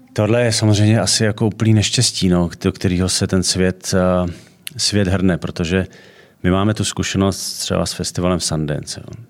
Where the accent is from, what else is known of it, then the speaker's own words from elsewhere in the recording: Czechia; u nás v Čechách